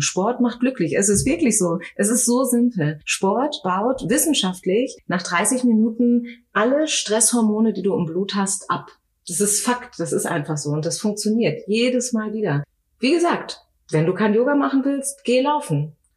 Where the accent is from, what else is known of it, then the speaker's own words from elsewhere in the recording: Osnabrück, Lower Saxony, Germany; moved away as an adult; now in Frankfurt, Germany; Ich komme eigentlich mhm. aus Norddeutschland, aus okay. äh, Niedersachsen, aus Osnabrück